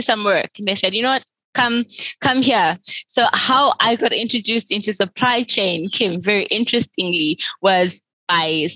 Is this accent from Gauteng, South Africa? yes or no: yes; Soweto, Gauteng, South Africa; I grew up in Soweto in the southwestern township of South Africa